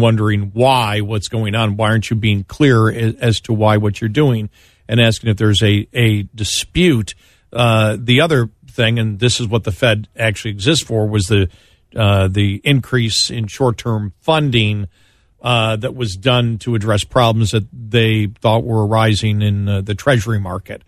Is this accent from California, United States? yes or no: no; Buffalo, New York, United States; moved away; my hometown because I'm from there